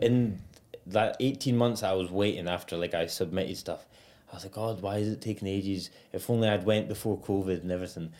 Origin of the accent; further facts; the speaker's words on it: Edinburgh, Scotland, United Kingdom; accent: posh Edinburgh; now in Australia; I'm from Edinburgh, so I'm class, it's almost like a posh accent